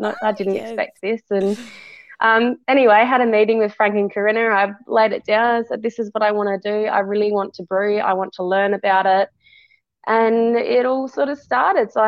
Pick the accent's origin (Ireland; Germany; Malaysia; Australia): Australia; South Australia; also born or lived in England / Tasmania; moved over here with my family when I was about 4 years old